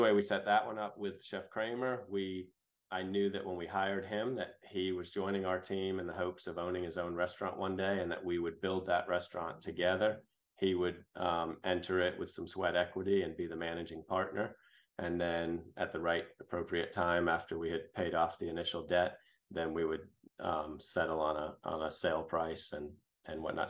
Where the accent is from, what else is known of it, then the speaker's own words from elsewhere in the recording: New Hampshire, United States; moved away as an adult; also born or lived in Boston; now in Greenville, United States; I grew up in New England, um, born in Boston and raised in New Hampshire.